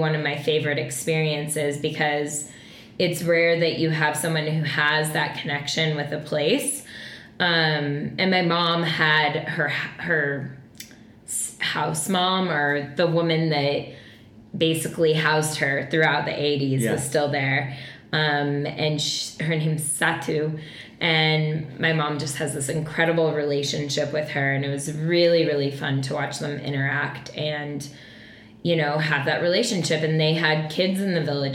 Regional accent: Boulder, Colorado, United States; I'm from Boulder

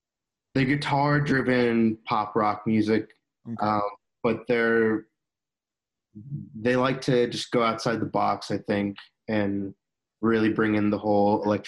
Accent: Northern Virginia, United States; moved away as an adult; also born or lived in Chicago, Illinois; now in Nashville, United States; I grew up in Virginia, Northern Virginia, but I lived in Chicago for like 5 or 6 years before moving to Nashville. Actually, just moved to Nashville in September.

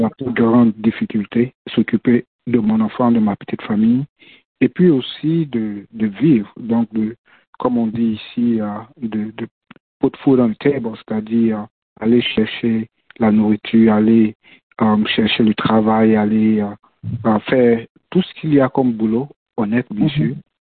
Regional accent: Côte d’Ivoire; moved away as an adult; now in Minnesota, United States; je suis de la Côte d'Ivoire

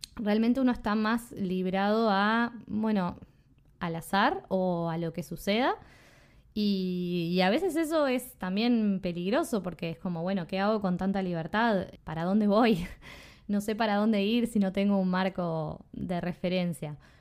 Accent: Uruguay; also born or lived in Spain / Australia; soy de Uruguay

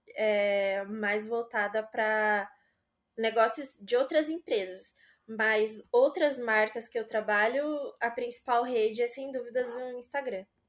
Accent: Aparecida, São Paulo, Brazil; moved away as an adult; now in São Paulo, Brazil; Eu sou de Aparecida, mas eu morava lá trabalhei é, nessa mesma empresa por uns quatro anos

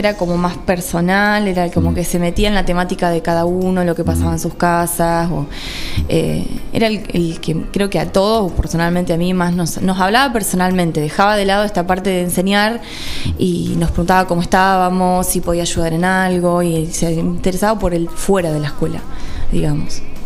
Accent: Villa de Mayo, Buenos Aires Province, Argentina; also born or lived in Mar del Tuyú, Partido de la Costa; En Buenos Aires, en Gran Buenos Aires, en zona norte. En Villa de Mayo se llama la localidad. Eh, Ahí fui criada

